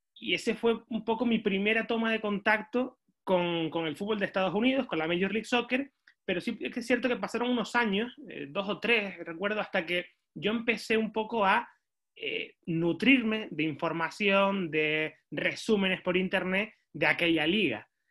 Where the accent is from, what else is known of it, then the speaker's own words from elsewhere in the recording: Canary Islands, Spain; yo soy de, Canarias, de España